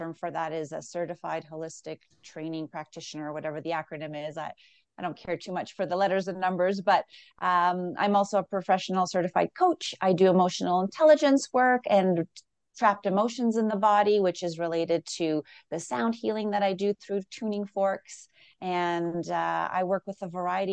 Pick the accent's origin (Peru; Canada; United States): Canada; Toronto, Ontario; moved away as an adult; now in Calgary, Canada; I'm from Toronto originally, but I've been here for over 20 years